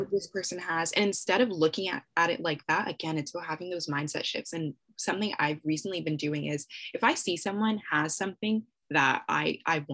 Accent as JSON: {"language": "English", "country": "Canada", "said": "I'm Canadian"}